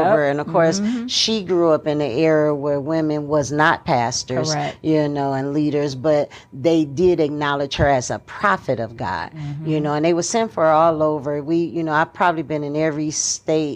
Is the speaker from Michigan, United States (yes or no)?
yes; Michigan, United States; I wasn't actually born in Detroit, although I was born in Michigan